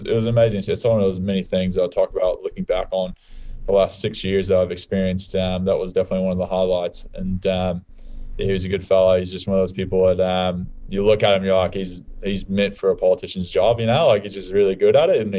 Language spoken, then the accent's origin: English; United States; moved away as an adult; now in Australia